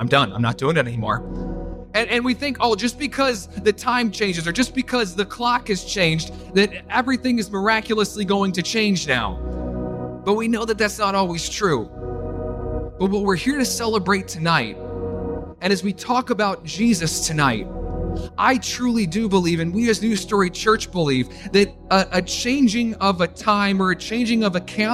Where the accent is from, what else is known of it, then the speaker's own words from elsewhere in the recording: Winchester, Virginia, United States; moved away; also born or lived in Buffalo; Growing up in my little town of Winchester, Virginia